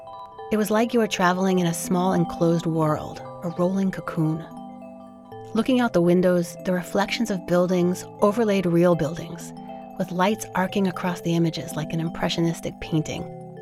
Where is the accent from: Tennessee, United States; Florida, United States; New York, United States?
New York, United States; New York City; now in Berkeley, United States; Living in the Berkeley area, I rarely have occasion to take the bus. But growing up in New York, I took the bus all the time